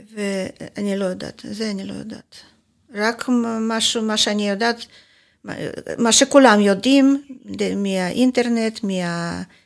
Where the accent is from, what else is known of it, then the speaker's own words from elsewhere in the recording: Kharkiv, Kharkiv Oblast, Ukraine; Hebrew is a second language; moved away as an adult; now in Israel; נולדתי בחרקוב. עד גיל 39 וחצי הייתי גרה בחרקוב